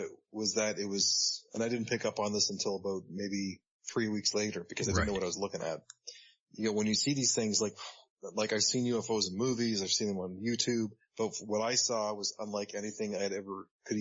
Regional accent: Orangeville, Ontario, Canada; now in Hamilton, Canada; I live in Hamilton, Ontario, and I grew up in Orangeville, Ontario

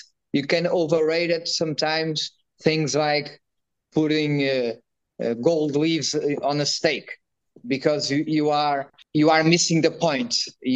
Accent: Cascais, Lisbon, Portugal; I was born near Guincho in Cascais

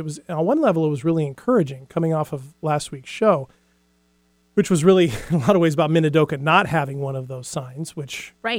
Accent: Hawaii, United States; moved away; also born or lived in California; I grew up in Hawaii, and so I know I lived very close to Hawaii Volcanoes National Park.

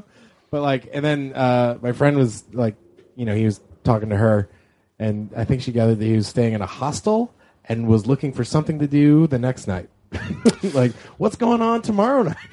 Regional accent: Canada; I'm from Canada

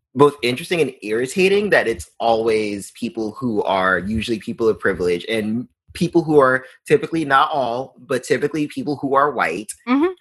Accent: New York, United States; growing up in New York

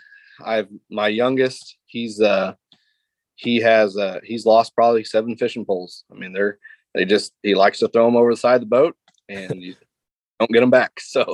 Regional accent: Missouri, United States; I live in between Palmy and Truman. I grew up on Lake of the Ozarks.

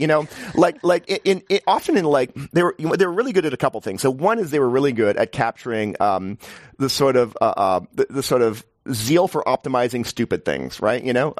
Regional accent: New York, United States; I'm from New York, which is a horrible place to live in many ways, but at least they build housing, you know?

